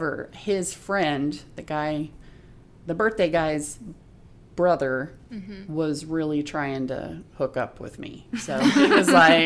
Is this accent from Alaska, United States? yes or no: yes; North Pole, Alaska, United States; I was from North Pole, so I was from the dark side